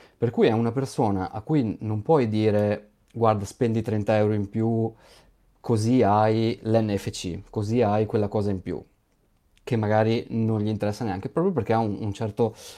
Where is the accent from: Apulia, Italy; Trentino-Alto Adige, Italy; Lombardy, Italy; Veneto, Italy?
Veneto, Italy; io sono veneto